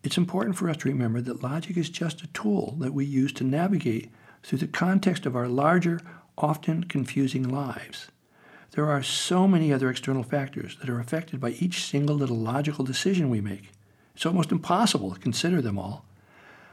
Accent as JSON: {"language": "English", "country": "United States", "tie": "born or raised there", "said": "I grew up in America"}